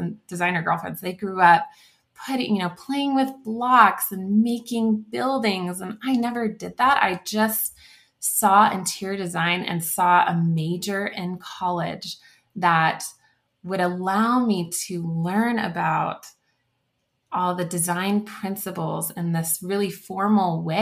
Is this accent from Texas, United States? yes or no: yes; The Woodlands, Texas, United States; moved away as an adult; also born or lived in San Marcos, Texas; now in Littleton, United States; I grew up in the Woodlands, Texas, so it's north of Houston. And so I'm a native Texan